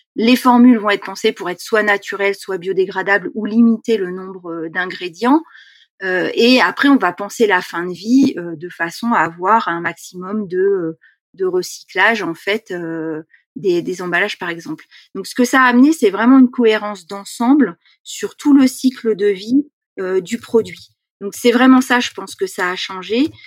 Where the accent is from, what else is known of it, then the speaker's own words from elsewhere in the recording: Seine-Saint-Denis, Île-de-France, France; je suis née en Seine-Saint-Denis, j'ai grandi donc dans un milieu très urbanisé